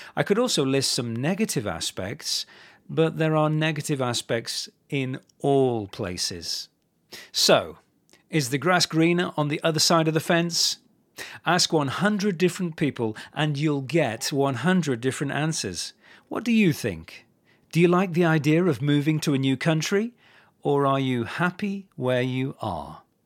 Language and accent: English; England, United Kingdom; moved away as an adult; now in Italy; the fact that I was English